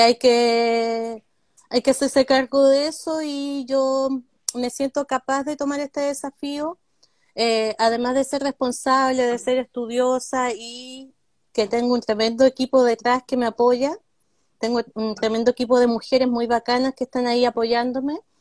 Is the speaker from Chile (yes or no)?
yes; Coyhaique, Aysén, Chile; soy nacida en Coyhaique